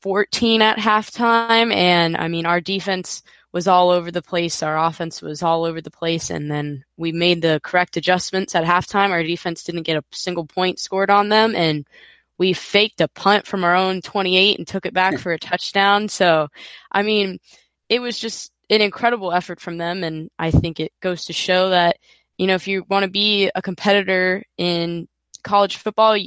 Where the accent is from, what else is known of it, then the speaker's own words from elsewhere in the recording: Florida, United States; I was born in Florida, raised in Florida, grew up here